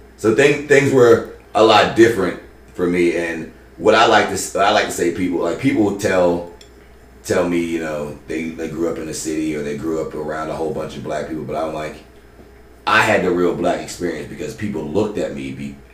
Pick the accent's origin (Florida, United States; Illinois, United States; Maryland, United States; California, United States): Maryland, United States; I grew up in Howard County, Maryland most of my life.